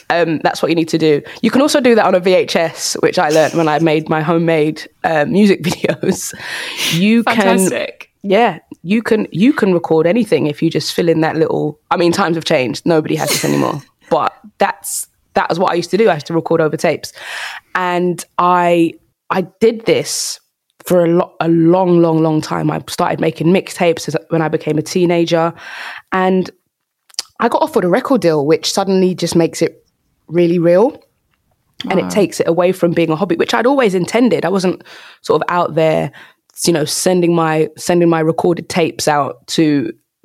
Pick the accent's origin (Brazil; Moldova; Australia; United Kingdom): United Kingdom; London; I'm a South London girl